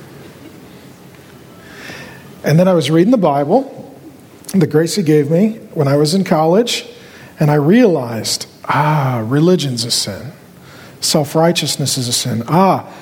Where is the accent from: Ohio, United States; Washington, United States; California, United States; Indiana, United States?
Washington, United States; SeaTac; I grew up down in SeaTac by the airport.